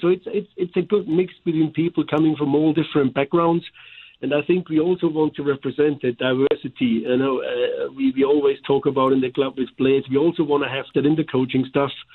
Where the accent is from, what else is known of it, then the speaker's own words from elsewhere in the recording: Germany; accent: German; now in St. Louis, United States; here with my German accent